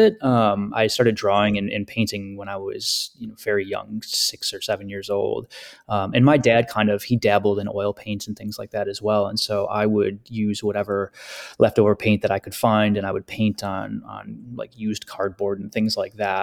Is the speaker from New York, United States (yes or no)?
yes; Western upstate New York, United States; also born or lived in Finger Lakes region, New York; I grew up in Western upstate New York, and I currently live in the Finger Lakes region